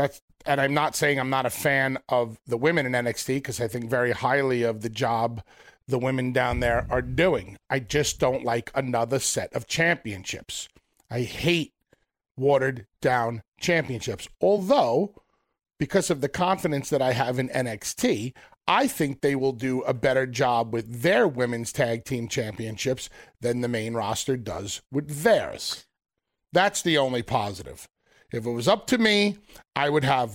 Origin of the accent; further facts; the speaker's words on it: New York, United States; growing up in New York